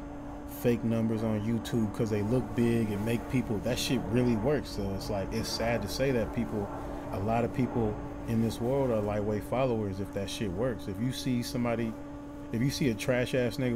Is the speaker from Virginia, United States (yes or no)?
no; Oakland, California, United States; I'm from Oakland